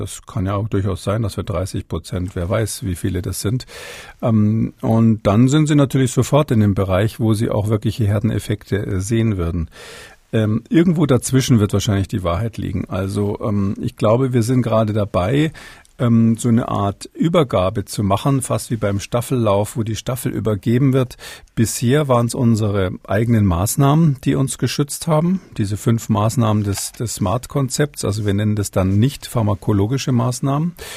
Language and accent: German; Germany; bei uns in Deutschland